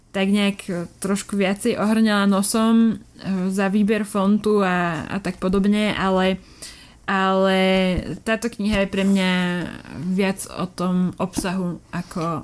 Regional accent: Bratislava, Bratislava Region, Slovakia; ja som z Bratislavy, celý život som tu vyrasla a žila som celý život v paneláku

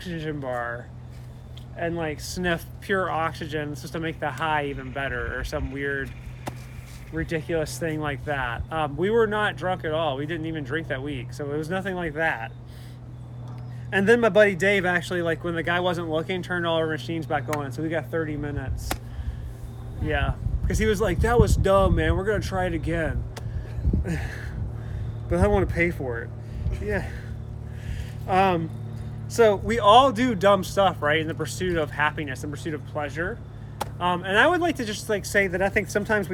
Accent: Virginia, United States; I'm from Virginia

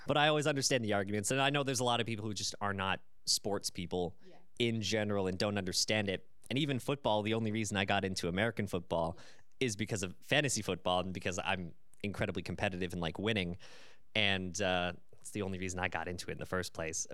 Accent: Canada; As a Canadian

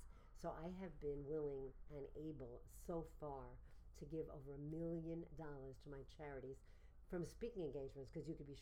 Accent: New York City, New York, United States; I grew up in Brooklyn, New York.

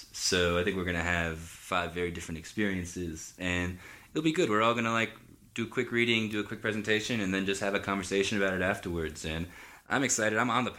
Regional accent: Miami, Florida, United States; moved away as an adult; now in New Orleans, United States; I was born and raised in Miami

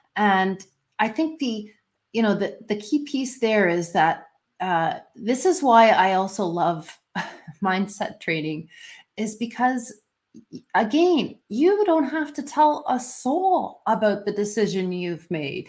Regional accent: Canada; I'm Canadian

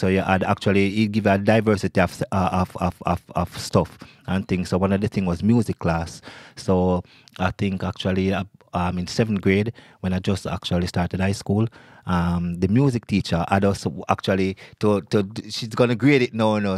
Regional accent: Kingston, Jamaica; moved away as an adult; now in New York, United States; I grew up in Kingston, Jamaica

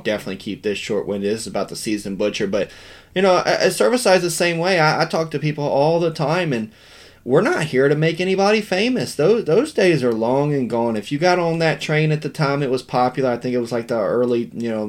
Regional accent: West Virginia, United States; we grew up real poor in Western Virginia

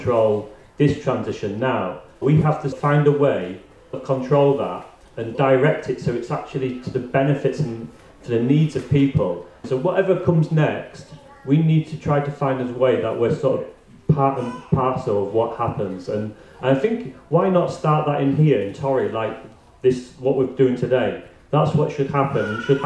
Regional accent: Grimsby, Yorkshire and the Humber, United Kingdom; now in Aberdeen, United Kingdom; As you probably can recognise from my voice, I'm not from Aberdeen, I'm from Grimsby. And so Grimsby's a place where it's like transitioned, and it's transitioned from fishing to basically nothing. And so it's had a big impact on parts of the town which I grew up

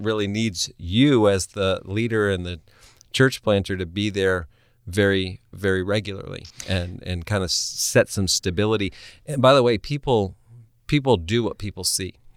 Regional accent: New England, United States; moved away; I am originally from New England, where families live in the same house for generations.

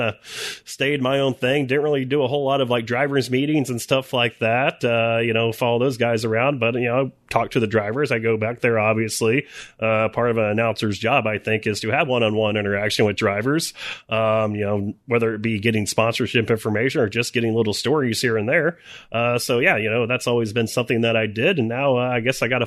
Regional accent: Texas, United States; moved away; growing up in Texas

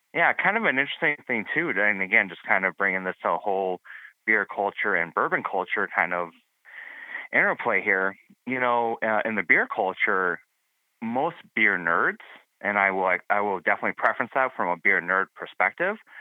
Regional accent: Milwaukee, Wisconsin, United States; I'm from Milwaukee

